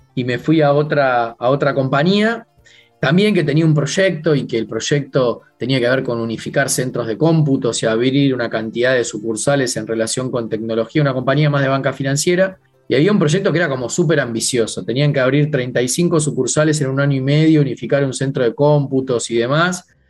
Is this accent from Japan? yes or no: no; Buenos Aires, Argentina; Crecí en una familia de clase media, digamos, de aquí